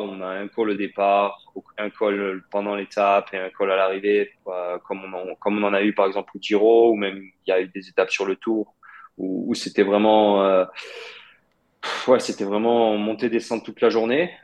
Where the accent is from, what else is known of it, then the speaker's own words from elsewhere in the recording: France; j'ai grandi en France, Je euh, j'ai jamais vécu en Russie. Bah, oui, mais on va dire mes racines sont russes, mes parents sont russes